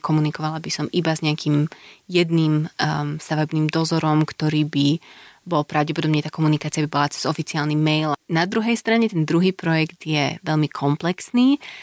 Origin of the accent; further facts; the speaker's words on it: Slovakia; moved away as an adult; also born or lived in Glasgow, United Kingdom / Copenhagen, Denmark; now in Bratislava, Slovakia; odišla som zo Slovenska, keď som mala čerstvých 18, žila som mimo vyše 7 rokov